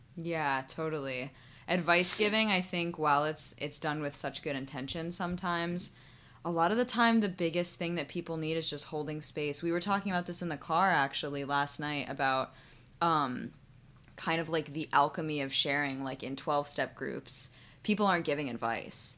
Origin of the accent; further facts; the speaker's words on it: Sandy Hook, Connecticut, United States; I grew up in Sandy Hook